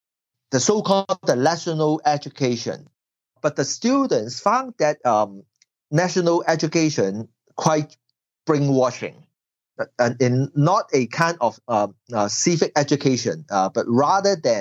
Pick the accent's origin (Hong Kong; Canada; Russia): Hong Kong